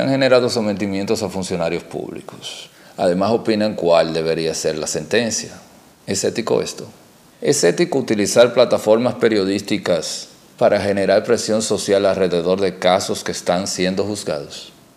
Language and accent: Spanish; Dominican Republic; also born or lived in Santo Domingo; Saludos desde República Dominicana. En mi país